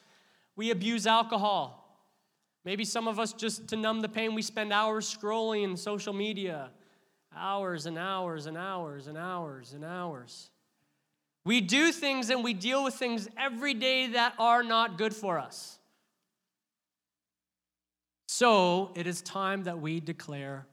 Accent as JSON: {"language": "English", "country": "Canada", "said": "we're Canadian"}